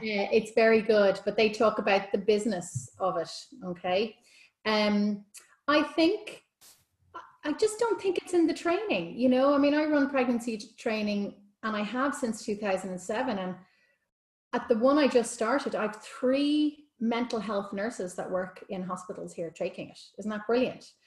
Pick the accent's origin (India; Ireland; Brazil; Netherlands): Ireland; being Irish